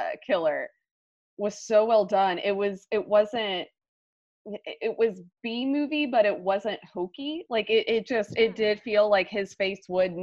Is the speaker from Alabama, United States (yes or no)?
yes; Alabama, United States; I'm Alabama bred